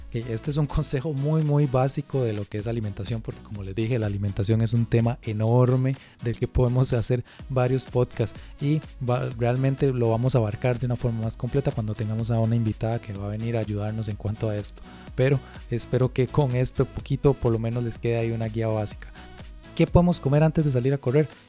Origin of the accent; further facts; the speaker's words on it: Costa Rica; nosotros aquí en Costa Rica tenemos un clima muy húmedo